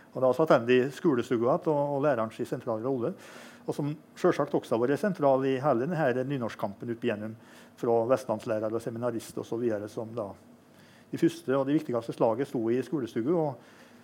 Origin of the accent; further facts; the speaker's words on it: Innlandet, Norway; Innlandet, som der jeg kommer fra